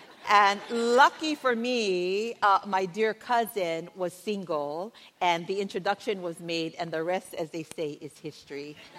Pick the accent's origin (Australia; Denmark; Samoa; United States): Samoa; moved away as an adult; When my husband and I moved here from Samoa, we were like in our 20s, so it was like kind of, you know, many moons ago.